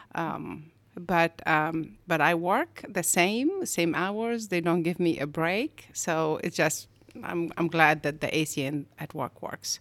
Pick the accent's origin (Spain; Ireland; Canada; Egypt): Egypt; moved away as an adult; also born or lived in Augusta, Georgia; now in United States; I am originally from Egypt, and I came to the States in ninety-one